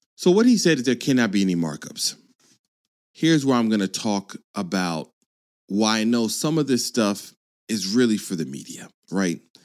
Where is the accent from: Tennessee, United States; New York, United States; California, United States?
California, United States; I was born in California